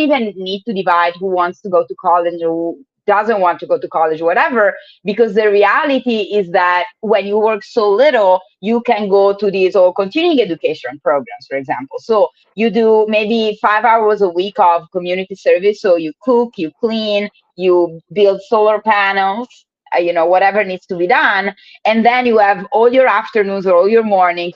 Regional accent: Italy; now in Oakland, United States; I live in the US, I'm from Italy, so I do have to travel to visit my family

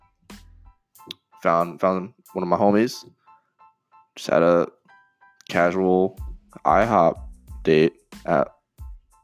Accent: Iowa, United States; I'm from Iowa, and growing up, I was a Rams fan

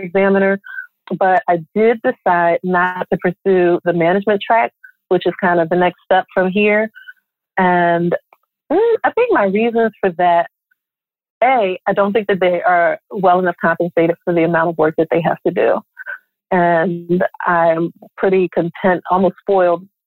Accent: Philadelphia, Pennsylvania, United States; moved away as an adult; When I left Philadelphia and went to FAMU

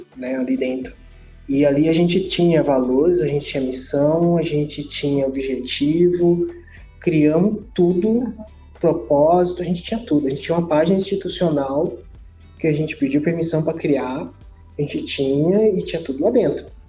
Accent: Guarujá, São Paulo, Brazil; moved away as an adult; also born or lived in Santos; now in Mogi das Cruzes, Brazil; eu sou do Guarujá. Eu nasci no Guarujá, dentro do Guarujá e Santos.

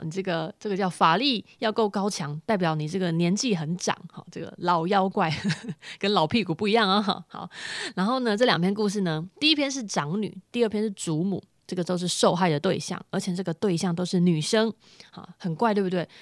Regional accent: Chiayi, Taiwan; 我甲乙人

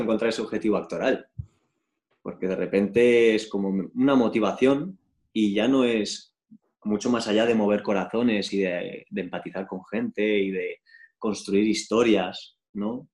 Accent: Spain; yo también soy español, ¿sabes? Soy español, soy europeo

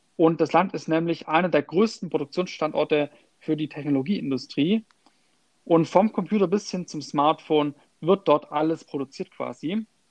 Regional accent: Germany; bei uns in Deutschland

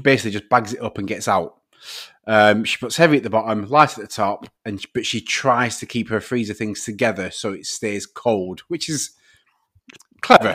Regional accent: the north of England, United Kingdom; accent: Northern; my Northern accent

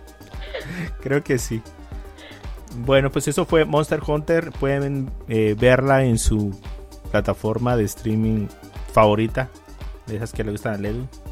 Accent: Mexico; soy mexicano

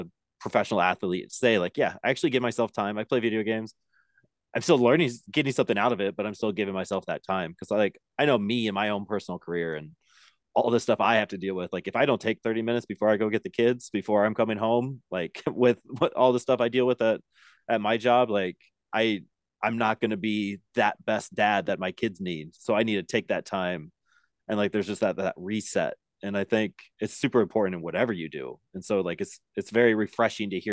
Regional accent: Nebraska, United States; I grew up in Nebraska

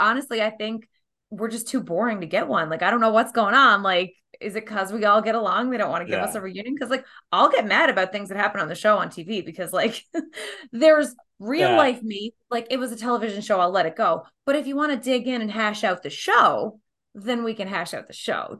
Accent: Canada; We're too Canadian or something.

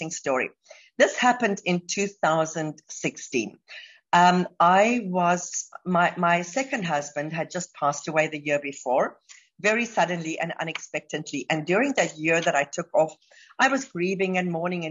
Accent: South Africa; moved away as an adult; now in Dubai, United Arab Emirates; I'm South African, but I've been living in Dubai now for the last 14 years

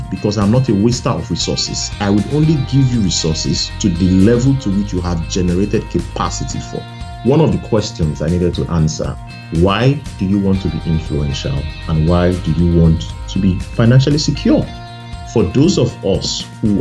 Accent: Nigeria; I grew up in Nigeria, in a village

